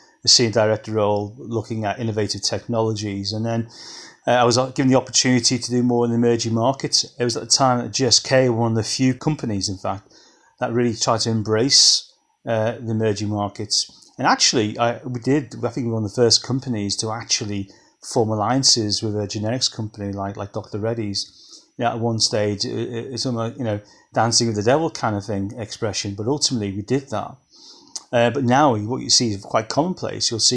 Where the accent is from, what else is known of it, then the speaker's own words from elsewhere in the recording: Liverpool, North West England, United Kingdom; also born or lived in Manchester; I'm very much from Liverpool, born and bred.